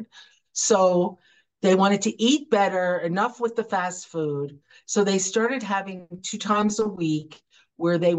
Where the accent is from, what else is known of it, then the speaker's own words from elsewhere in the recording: United States; I was an American entrepreneur